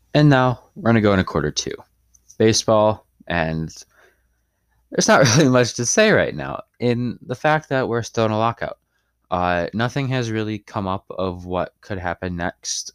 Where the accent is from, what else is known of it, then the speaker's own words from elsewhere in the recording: Chicago, Illinois, United States; I'm from Chicago